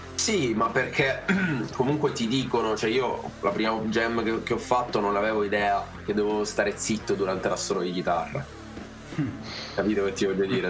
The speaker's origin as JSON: {"language": "Italian", "country": "Italy", "accent": "Italian", "said": "avevo un accento, un accento molto italiano"}